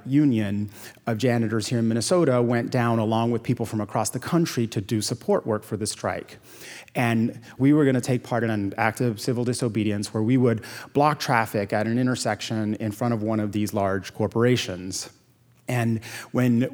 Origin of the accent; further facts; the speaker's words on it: Puerto Rico; moved away as an adult; also born or lived in Yale (New Haven, Connecticut); now in United States; growing up in Puerto Rico, my parents were strict.